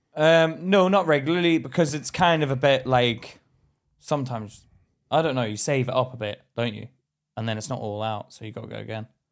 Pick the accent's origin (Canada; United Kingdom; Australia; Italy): United Kingdom; Belfast, Northern Ireland; moved away; I grew up in Belfast